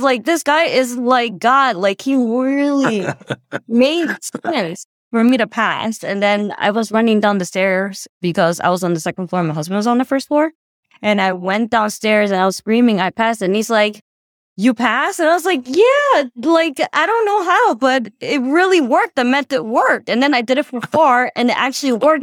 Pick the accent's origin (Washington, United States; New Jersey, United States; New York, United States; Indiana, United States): New Jersey, United States; I'm from New Jersey